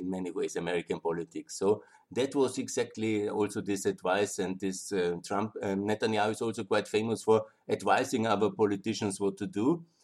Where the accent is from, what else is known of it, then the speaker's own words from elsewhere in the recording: Austria; I'm from the European Union, from Austria